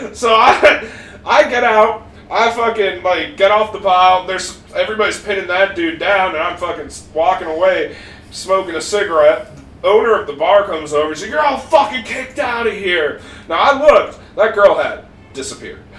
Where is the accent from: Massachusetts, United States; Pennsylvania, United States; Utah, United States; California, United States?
Utah, United States; Park City; moved away; I was in Park City, Utah